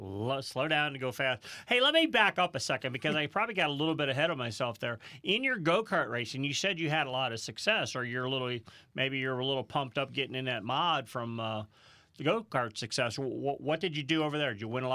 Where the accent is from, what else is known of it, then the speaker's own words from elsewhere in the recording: St. Louis, Missouri, United States; moved away; we're from St. Louis originally, my whole family, Rusty, Kenny, and myself. Yep. And so we've all ended up migrating to this area.